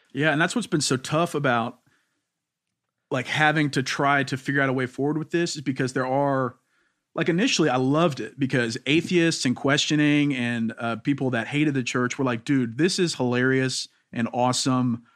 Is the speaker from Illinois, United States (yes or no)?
no; Louisiana, United States; I'm from Louisiana, and so everybody there is very black or white